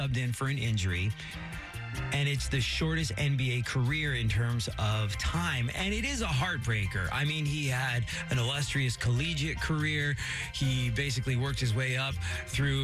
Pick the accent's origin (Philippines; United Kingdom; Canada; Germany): United Kingdom; England; now in United States; growing up in England